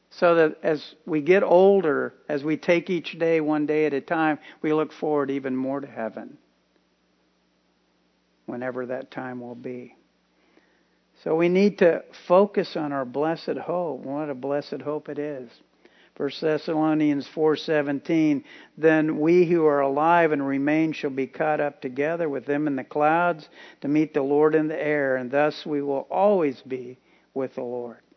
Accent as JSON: {"language": "English", "town": "Tampa", "region": "Florida", "country": "United States", "tie": "born or raised there", "also_born_or_lived": "Key West, Florida", "said": "I'm 21 years old. I was born in Key West, Florida, and raised in Tampa."}